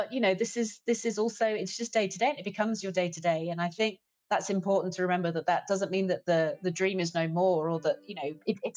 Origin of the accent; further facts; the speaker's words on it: United Kingdom; also born or lived in Munich, Germany / London / Frankfurt, Germany; as a British person